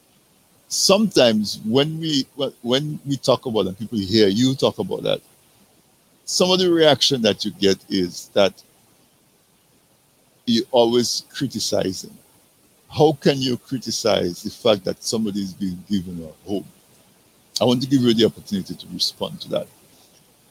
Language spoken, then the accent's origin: English; Dominica; I'm from Casabras